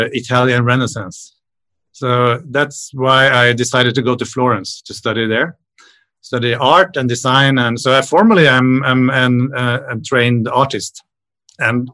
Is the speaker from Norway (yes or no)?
yes; Norway; now in Sweden; I live in Sweden, but I am Norwegian. So I grew up in an island in the Oslo Fjord.